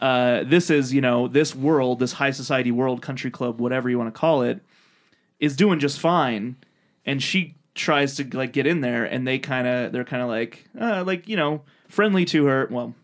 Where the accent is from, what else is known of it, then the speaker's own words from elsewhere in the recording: Canada; Yeah, we're from Canada, everybody